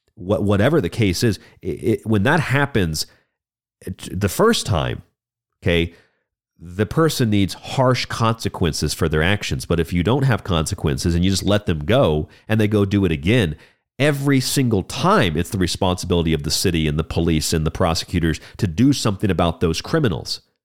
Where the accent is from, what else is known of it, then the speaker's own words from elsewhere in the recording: Florida, United States; my home state of Florida